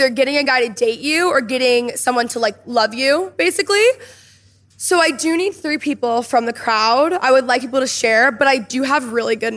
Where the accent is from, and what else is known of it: Dallas, Texas, United States; born or raised there